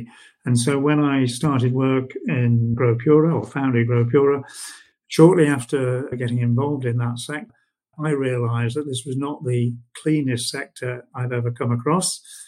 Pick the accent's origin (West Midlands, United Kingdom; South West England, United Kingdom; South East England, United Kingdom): West Midlands, United Kingdom; born there; also born or lived in United States; No, I was born in the Midlands and have moved around the UK a lot. I've worked over in the USA for a period.